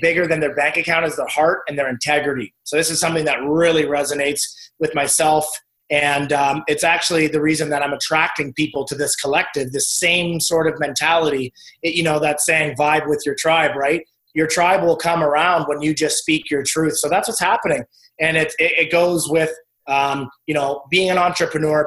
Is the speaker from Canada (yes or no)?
yes; British Columbia, Canada; I'm actually from British Columbia, Canada. I'm out in the West